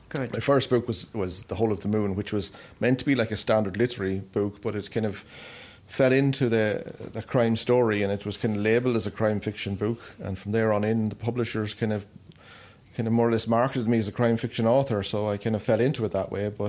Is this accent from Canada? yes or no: no; Carrigallen, Leitrim, Ireland; And like local people in, in my hometown of Carrigallen been really supportive over the years